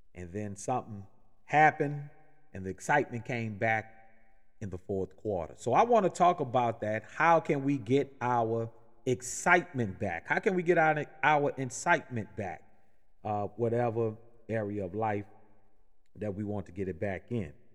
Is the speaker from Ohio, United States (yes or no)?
no; New Orleans, Louisiana, United States; now in Atlanta, United States; I'm originally born and raised in New Orleans